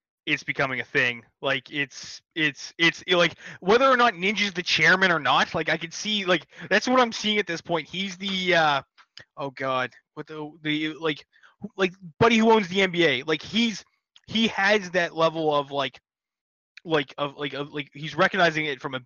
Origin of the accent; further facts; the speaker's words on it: Ontario, Canada; I'm from Ontario, if that helps. So, close to Toronto